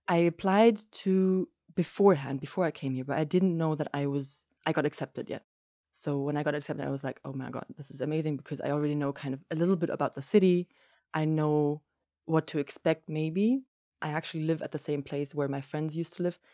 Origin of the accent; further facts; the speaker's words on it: Germany; moved away as an adult; also born or lived in Lebanon; now in Jordan; I'm half German, half Greek, but I grew up in Germany, very much so in a Greek household with my mum